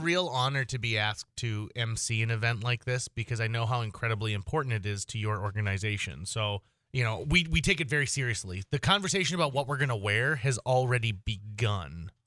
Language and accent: English; Fargo, North Dakota, United States; I'm from Fargo, North Dako-, uh, North Dakota